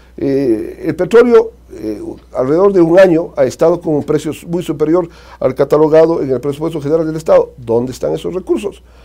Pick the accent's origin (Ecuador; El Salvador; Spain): Ecuador; Azogues, Cañar; la Azogues, mi ciudad, mi tierra de la que fui alcalde